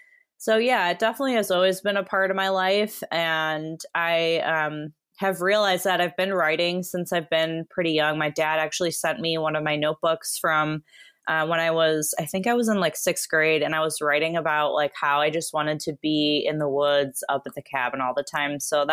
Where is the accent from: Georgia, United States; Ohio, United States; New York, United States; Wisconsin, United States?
Wisconsin, United States; also born or lived in Arizona; now in Oregon, United States; So I would tell them I grew up in Wisconsin. I am not an Oregonian. Well, I consider myself one. I've been here since 2013, but grew up in Wisconsin and didn't really get into hiking till I went to college in Arizona.